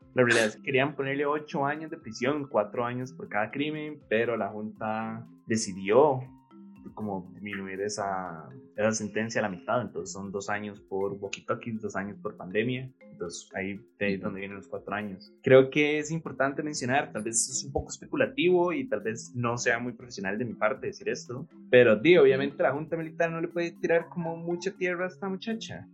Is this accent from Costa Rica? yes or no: yes; Costa Rica; nosotros somos un país centroamericano normal